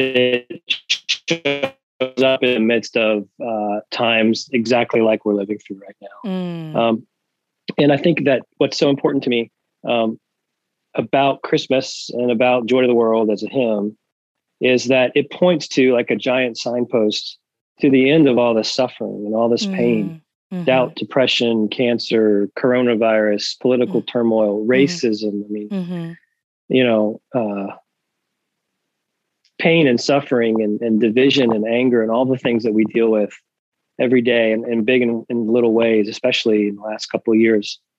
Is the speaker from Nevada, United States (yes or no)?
no; Tennessee, United States; I'm from Tennessee here